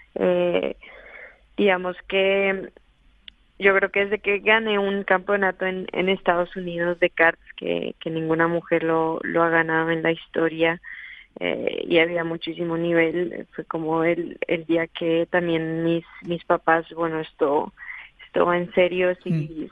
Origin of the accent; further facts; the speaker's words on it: Colombia; moved away as an adult; now in Madrid, Spain; desde los nueve años que empecé en los karts allá en Colombia